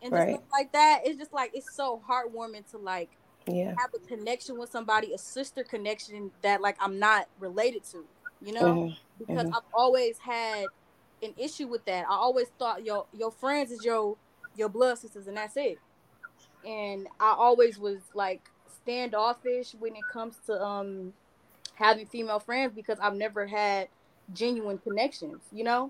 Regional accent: Detroit, Michigan, United States; I'm from Detroit

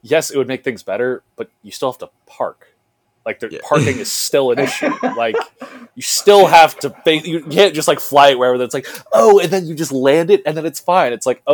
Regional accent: New Jersey, United States; we're all from Jersey here

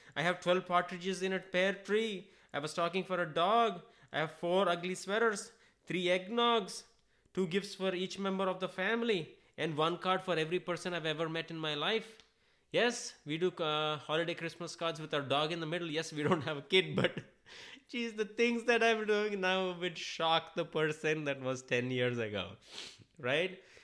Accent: India; now in United States; I'm an Indian. I'm an immigrant.

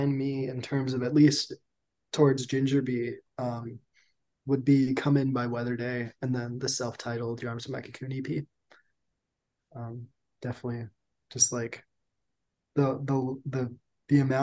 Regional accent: San Jose, California, United States; now in Santa Cruz, United States; I grew up in San Jose Bay Area, California

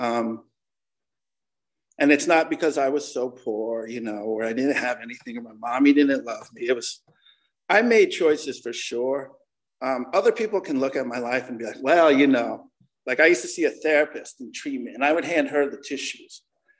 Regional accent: Connecticut, United States; also born or lived in Vietnam / Laguna Beach; I grew up in Connecticut

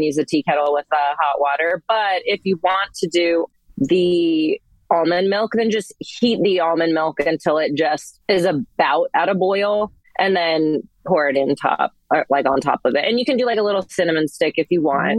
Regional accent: Northern California, United States; moved away as an adult; also born or lived in North Carolina / Washington State; I'm from Northern California originally

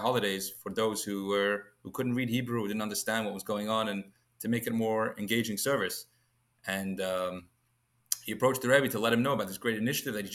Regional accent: London, United Kingdom; moved away; I was born and raised in London, in England. Accent's still a little bit there, I think.

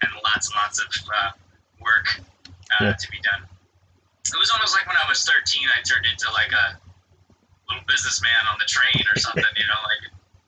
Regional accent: Long Island, New York, United States; I grew up on Long Island, which is, would be like, if I would like, is, Long Island is to Manhattan what Essex is to London.

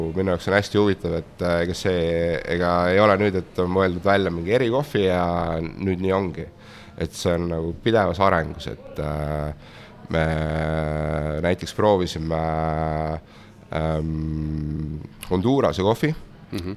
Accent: Estonia; moved away as an adult; also born or lived in London; ise oleme ikkagi eestlased

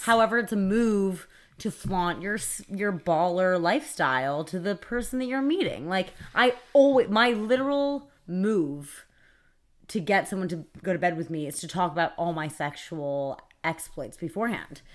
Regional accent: New York City, New York, United States; I grew up on the Upper West Side

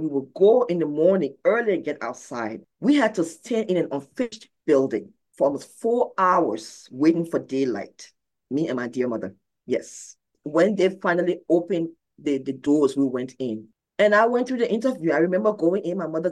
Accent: Liberia; moved away; I am from Liberia, West Africa. I am a 9-year war survivor.

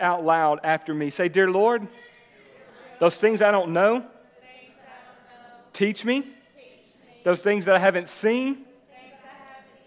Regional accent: Jacksonville, Texas, United States; I'm originally from Jacksonville, right? I grew up in East Texas.

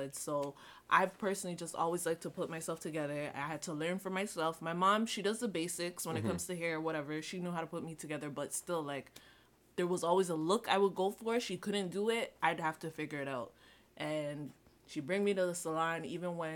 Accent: Toronto, Ontario, Canada; I'm from Toronto

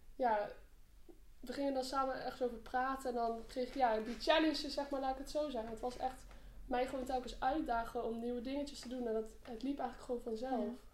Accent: Arnhem, Gelderland, Netherlands; ik eh, ben 18 jaar, ik kom uit Arnhem

